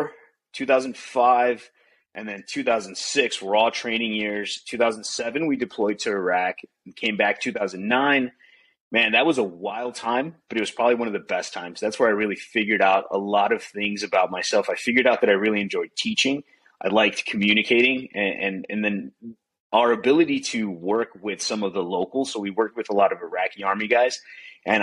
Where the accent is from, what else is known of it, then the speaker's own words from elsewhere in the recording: Chicago, Illinois, United States; moved away as an adult; also born or lived in Arizona; Grew up in Chicago, had a great time growing up in Chicago